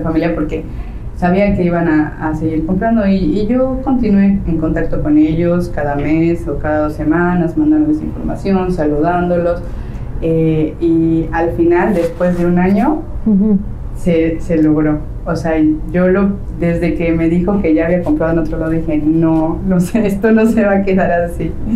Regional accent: Mexico City, Mexico; moved away as an adult; now in Playa del Carmen, Mexico; yo soy de la Ciudad de México, llevo aquí en Playa del Carmen alrededor de 10 años viviendo

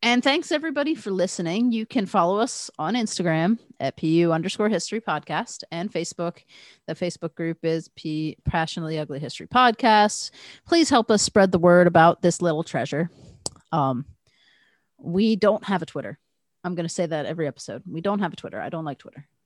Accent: United States; I'm American

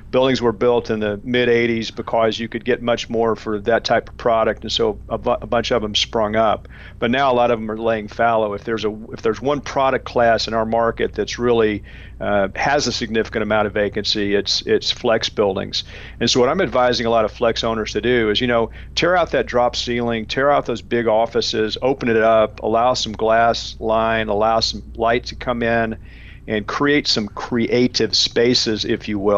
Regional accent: Arkansas, United States; I mean, I grew up in Arkansas and I was kind of gullible, so I figured all reindeers could fly, right?

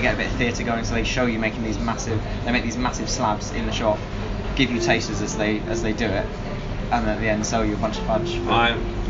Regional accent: Winchester, South East England, United Kingdom; I was Winchester.

